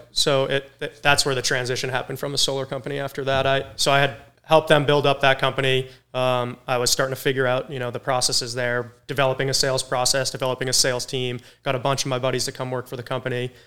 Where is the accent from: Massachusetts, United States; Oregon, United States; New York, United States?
Massachusetts, United States; Cape Cod; now in Charleston, United States; I grew up in Cape Cod, Massachusetts